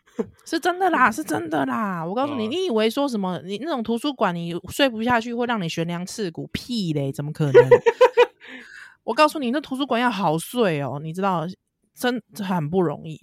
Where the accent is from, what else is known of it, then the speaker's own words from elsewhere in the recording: Taipei, Taiwan; 咱是台北人嘛